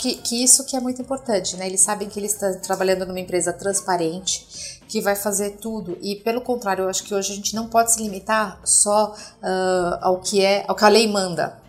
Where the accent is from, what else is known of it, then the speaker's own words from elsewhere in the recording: Brazil; como líder da região, como brasileira e como executiva